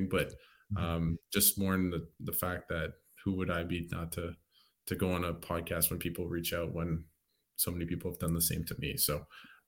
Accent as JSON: {"language": "English", "country": "Canada", "tie": "born or raised there", "said": "when I came back to Canada when I was 6"}